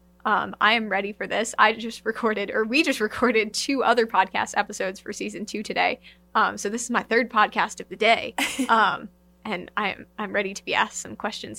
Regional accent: Massachusetts, United States; I grew up in Massachusetts

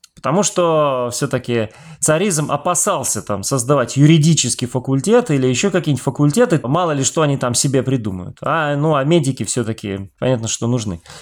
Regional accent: Siberia, Russia; я как э, сибиряк

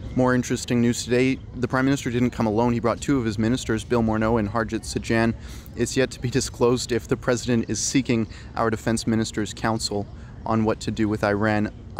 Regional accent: Canada

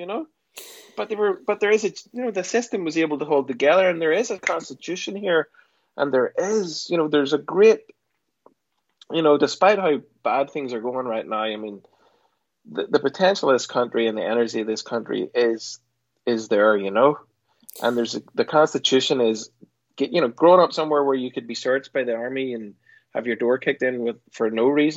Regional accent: Portaferry, Northern Ireland, United Kingdom; moved away; I grew up in Portiferry. It was 30 miles south of Belfast

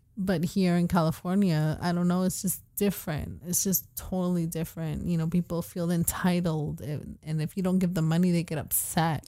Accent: Puerto Rico; I'm from Puerto Rico

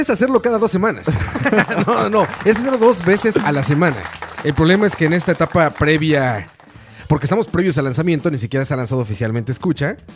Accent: Mexico; moved away; En mi tierra natal se está festejando el Día de los Muertos.

